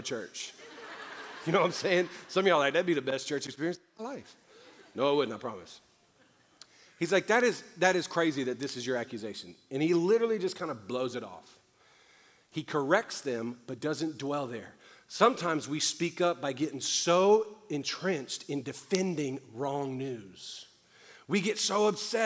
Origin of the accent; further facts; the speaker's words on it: New Orleans, Louisiana, United States; I'm from New Orleans. I was the only white kid in the apartments I grew up